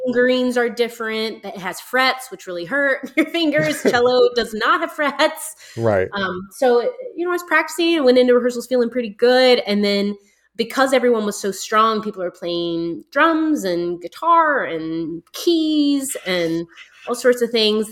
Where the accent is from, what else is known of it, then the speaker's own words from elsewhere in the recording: United States; I'm definitely American